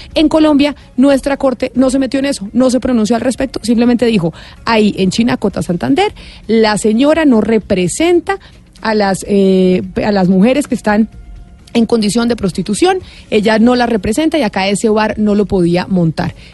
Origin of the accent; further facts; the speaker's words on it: Sweden; en mi país, Suecia